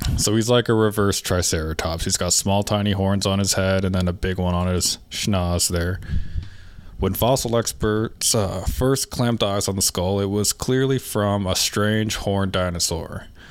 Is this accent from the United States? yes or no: no; Canada; now in Alberta, Canada; I'm from Canada. I'm Canadian.